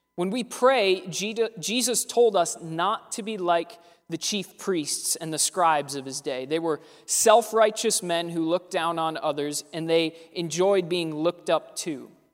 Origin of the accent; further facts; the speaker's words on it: Pittsburgh, Pennsylvania, United States; We're from Pittsburgh